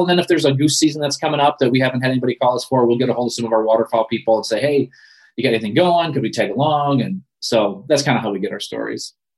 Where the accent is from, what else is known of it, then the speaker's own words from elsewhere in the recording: Ludington, Michigan, United States; I grew up in Ludington